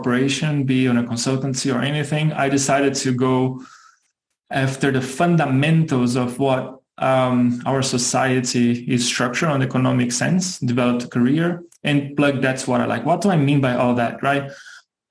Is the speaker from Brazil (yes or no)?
yes; Brazil; moved away as an adult; also born or lived in Germany / Singapore; now in Chicago, United States; I was born and raised in Brazil. Spent 27 years of my life, if I'm not mistaken, there